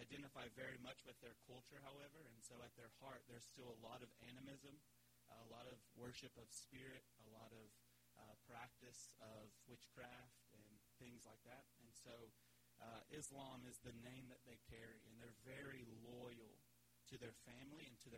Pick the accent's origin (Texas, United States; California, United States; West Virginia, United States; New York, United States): West Virginia, United States; moved away as an adult; also born or lived in South Carolina / Mozambique; now in Mocimboa da Praia, Mozambique; I was born in South Carolina, grew up in West Virginia